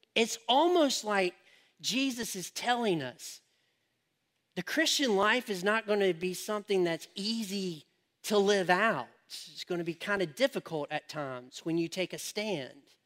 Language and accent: English; United States; I'm an American